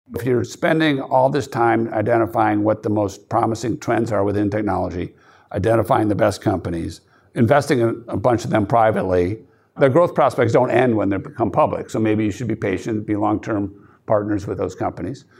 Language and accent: English; outside Chicago, Wisconsin, Midwest, United States; I grew up outside Chicago and then went to a high school in Lilton, Wisconsin, five thousand people.